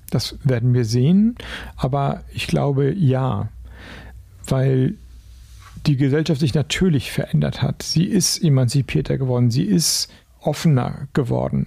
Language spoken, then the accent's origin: German; Flensburg, Schleswig-Holstein, Germany; ich komme aus Flensburg